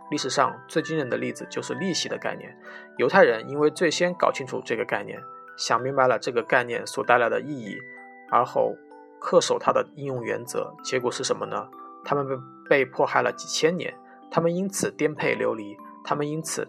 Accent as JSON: {"language": "Chinese", "region": "Northeast China", "country": "China", "tie": "born or raised there", "said": "在我们东北老家，这叫够意思。"}